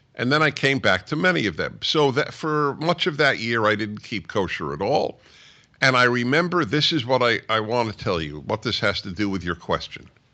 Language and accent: English; New York, United States; I'm a Jew from New York who went to Columbia